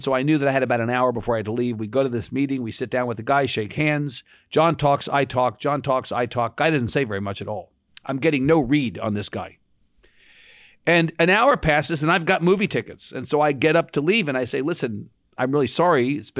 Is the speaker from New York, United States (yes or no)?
yes; New York, United States; moved away as an adult; being a New Yorker, even after 30 years in Texas, is like being an alcoholic.